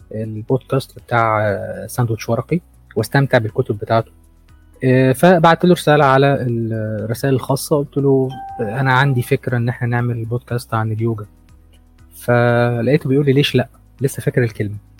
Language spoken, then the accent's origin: Arabic; Egypt; عندنا في مصر